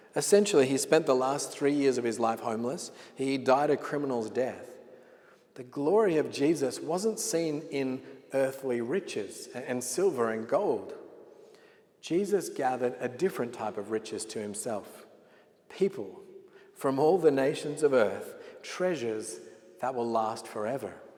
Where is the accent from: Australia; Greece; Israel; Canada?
Australia; Sydney, New South Wales; moved away as an adult; I was born in Sydney, Australia, and I lived there all of my life until God called me to pastor this church uh, almost two years ago